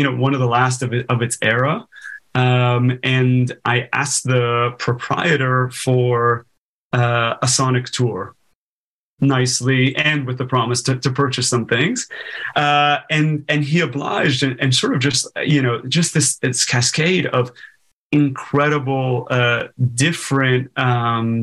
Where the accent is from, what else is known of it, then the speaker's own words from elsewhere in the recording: Los Angeles, California, United States; I grew up in Los Angeles